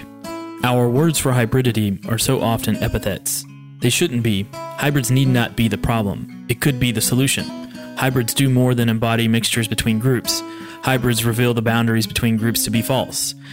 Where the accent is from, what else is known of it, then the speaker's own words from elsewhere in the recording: Kentucky, United States; moved away; born and raised in the heart of Kentucky's bourbon country. Growing up in my rural Kentucky hometown